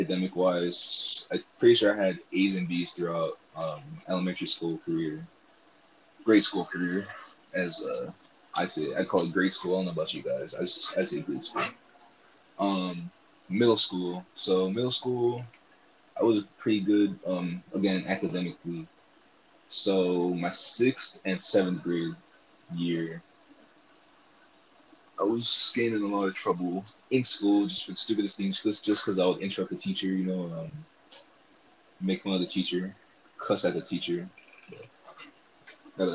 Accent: California, United States; I'm originally from California, 619

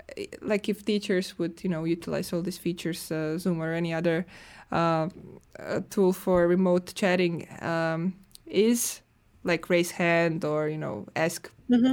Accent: Croatia; now in Finland; I'm coming from Croatia

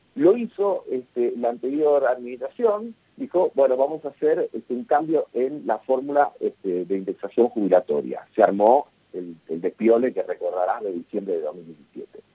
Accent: Argentina

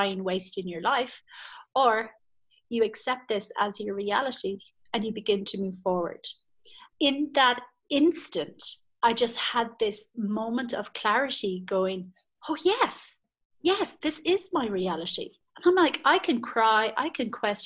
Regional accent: Ireland; moved away as an adult; I'm Irish, and I was at home in Ireland

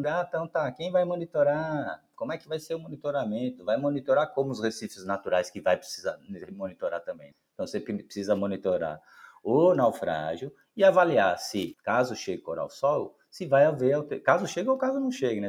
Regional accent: Santos, São Paulo, Brazil; como eu sou nascido e criado numa cidade costeira, então, desde a infância, sou natural de Santos, São Paulo

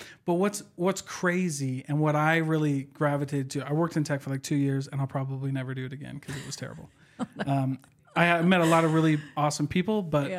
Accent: Iowa, United States; Like, I'm from Iowa, so we heard all of the Utah stuff, right?

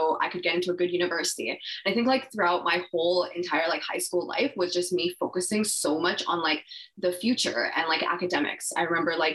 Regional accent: Vancouver, British Columbia, Canada; I grew up in Vancouver.

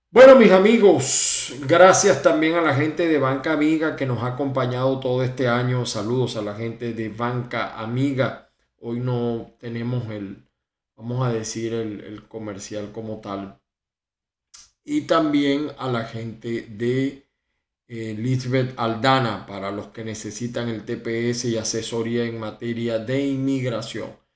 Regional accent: Venezuela; siempre pensando en Venezuela, no solamente en mi familia, sino en el pueblo venezolano, porque esa es mi tierra, mi amada, mi amada tierra

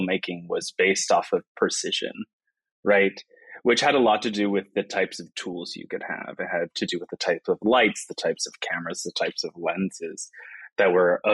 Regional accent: South Florida, United States; moved away as an adult; also born or lived in Boston, Massachusetts; now in Seattle, United States; I grew up mostly in South Florida

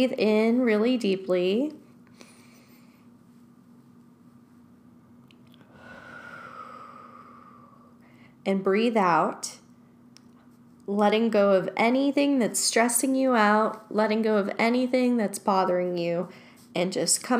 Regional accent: Los Angeles, California, United States; Growing up in Chatsworth, I remember going to Chatsworth Park with friends

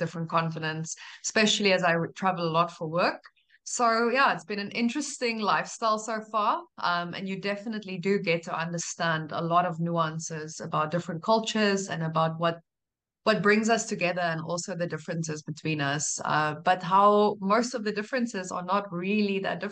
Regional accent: South Africa; moved away as an adult; I'm South African by birth

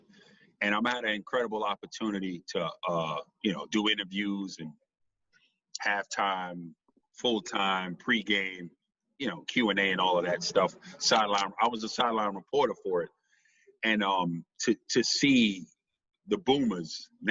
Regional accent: New York City, New York, United States; as a New Yorker

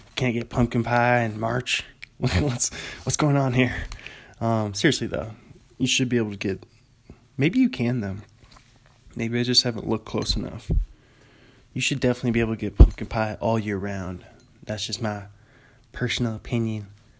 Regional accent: Pullman, Washington, United States; you know that I'm an author from Pullman, Washington.

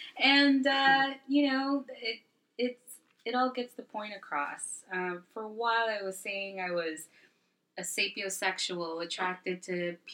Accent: Brooklyn, New York, United States; born there; Also, I was born in Brooklyn, even though I've been raised in other countries. I always come back to Brooklyn.

